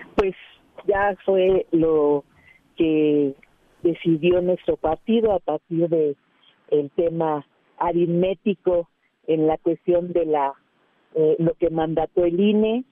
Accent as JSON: {"language": "Spanish", "area": "Iztapalapa", "region": "Mexico City", "country": "Mexico", "said": "yo soy parte de Iztapalapa"}